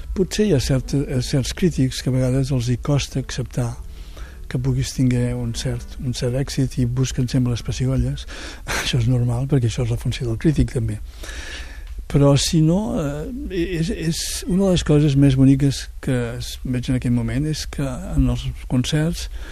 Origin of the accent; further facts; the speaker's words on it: Catalonia, Spain; tots tots som catalans